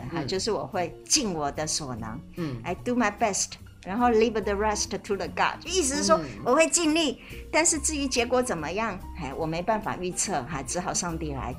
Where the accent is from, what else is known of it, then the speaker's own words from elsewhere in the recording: China; 可是其实我们中国人的婚姻是没有这个询问的，对不对？